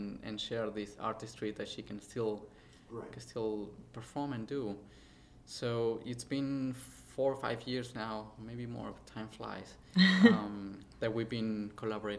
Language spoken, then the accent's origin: English; Argentina; now in New York, United States; I was born in Argentina